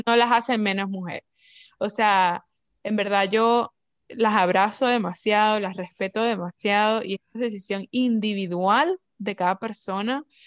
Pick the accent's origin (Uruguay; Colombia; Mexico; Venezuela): Venezuela; moved away; nosotros venimos de Venezuela